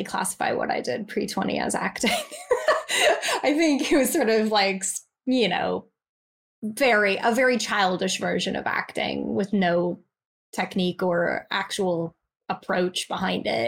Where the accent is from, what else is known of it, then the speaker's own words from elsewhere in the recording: United States; moved away as an adult; now in England; I'm American